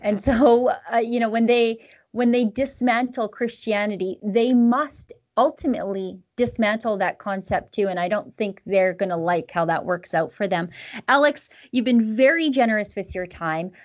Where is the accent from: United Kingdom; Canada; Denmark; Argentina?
Canada; as a Canadian